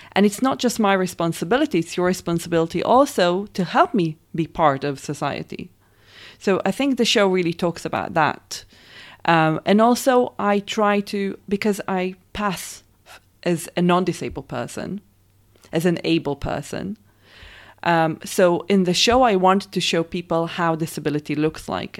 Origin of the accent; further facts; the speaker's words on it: Israel; I'm from Israel, raised and born there